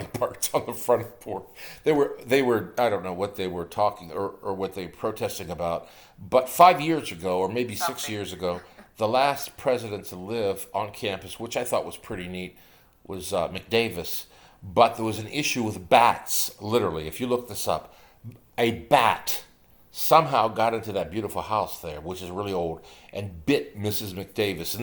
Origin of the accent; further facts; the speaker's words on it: Eastern Ohio, United States; I come from Eastern Ohio